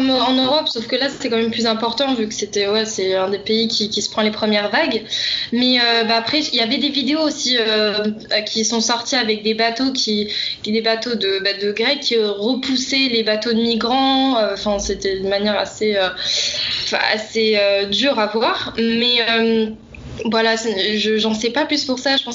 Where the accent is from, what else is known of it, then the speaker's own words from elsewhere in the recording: Béziers, Occitania, France; now in Athens, Greece; de Béziers.